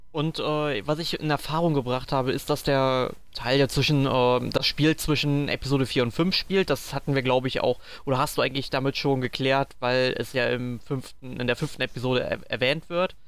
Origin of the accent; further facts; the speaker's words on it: Sankt Augustin, North Rhine-Westphalia, Germany; bei uns in St. Augustin